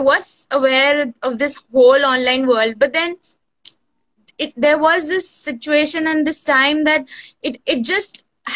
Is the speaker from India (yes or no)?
yes; Kolkata, West Bengal, India; I am from India, Kolkata